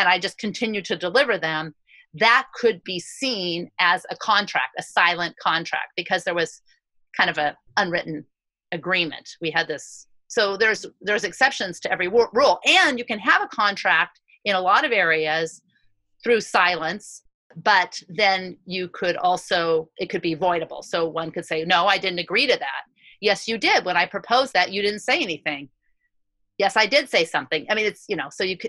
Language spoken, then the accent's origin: English; United States; as an American Jew